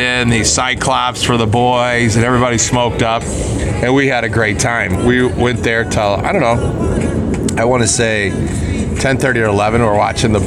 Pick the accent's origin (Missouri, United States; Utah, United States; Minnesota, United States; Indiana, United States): Missouri, United States; St. Louis; St. Louis, all of us, pretty much.